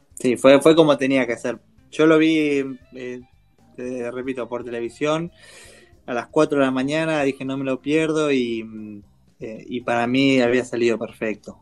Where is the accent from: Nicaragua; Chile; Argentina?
Argentina; somos más argentinos que españoles